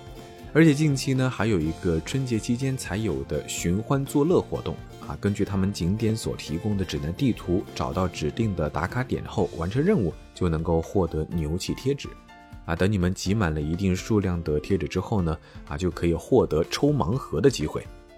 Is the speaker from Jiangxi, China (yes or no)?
yes; Jiangxi, China; moved away; 虽然是在我的老家，